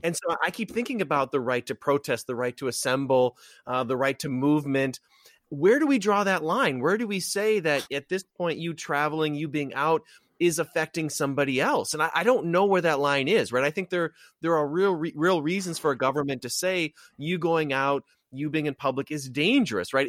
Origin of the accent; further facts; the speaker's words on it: Wisconsin, United States; growing up in Wisconsin